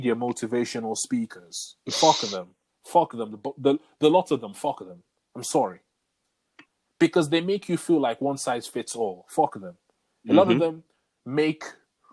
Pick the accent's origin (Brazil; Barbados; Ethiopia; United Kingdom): United Kingdom; England; growing up in England.